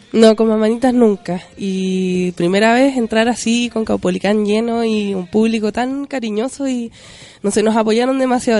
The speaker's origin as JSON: {"language": "Spanish", "country": "Chile", "said": "somos chilenos"}